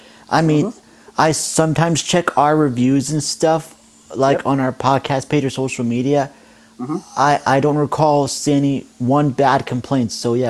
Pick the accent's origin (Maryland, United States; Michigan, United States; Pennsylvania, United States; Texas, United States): Pennsylvania, United States; Johnstown; moved away; my hometown, specifically Johnstown, about 3 hours away, you know, I do go back often to visit family